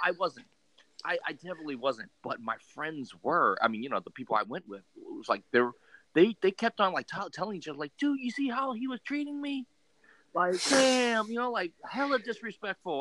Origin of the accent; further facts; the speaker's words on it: California, United States; so we're from California.